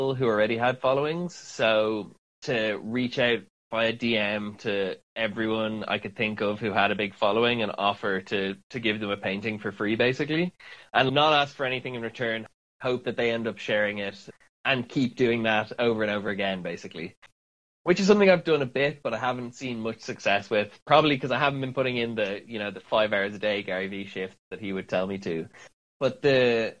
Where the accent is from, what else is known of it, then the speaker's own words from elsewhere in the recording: Dublin, Leinster, Ireland; moved away as an adult; now in London, United Kingdom; I'm from Ireland, born and raised in Dublin.